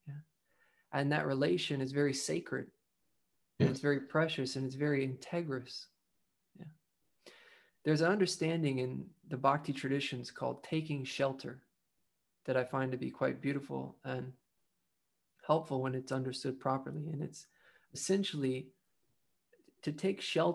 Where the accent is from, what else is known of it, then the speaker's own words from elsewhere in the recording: the South, United States; I grew up in the South